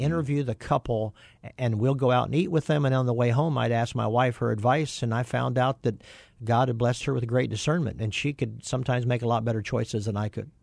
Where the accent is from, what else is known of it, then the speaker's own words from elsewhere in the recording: Kansas, United States; moved away; I grew up on a farm in Kansas